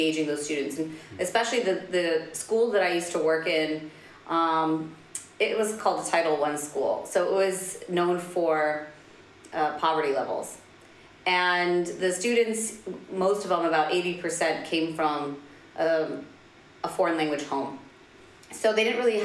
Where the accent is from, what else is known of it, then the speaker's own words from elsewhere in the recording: Washington, District of Columbia, United States; moved away as an adult; also born or lived in Spain; now in Dubai, United Arab Emirates; I'm Palestinian American, so born and raised right in the U.S. capital of Washington, D.C.